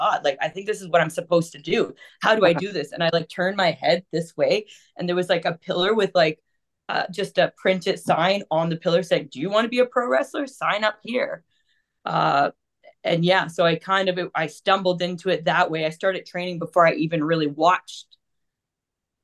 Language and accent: English; Toronto, Ontario, Canada; we're from Toronto